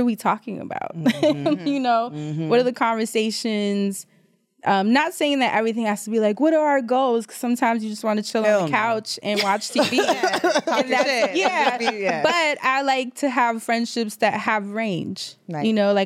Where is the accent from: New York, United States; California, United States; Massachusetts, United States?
New York, United States; New York City; moved away as an adult; also born or lived in Caribbean; now in Brooklyn, United States; I moved from Harlem, which I've grew up in, lived my whole life, and moved to Brooklyn